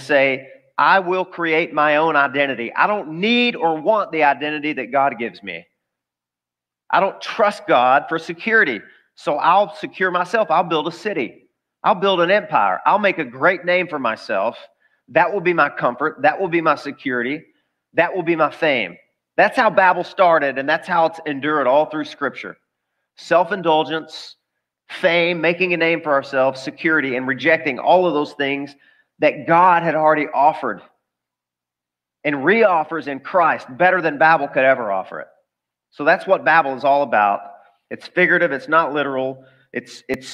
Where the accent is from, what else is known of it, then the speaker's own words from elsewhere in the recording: the South, United States; I grew up in the South.